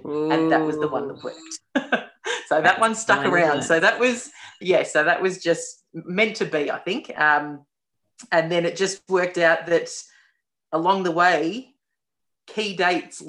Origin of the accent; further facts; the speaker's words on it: Melbourne, Victoria, Australia; I'm from Melbourne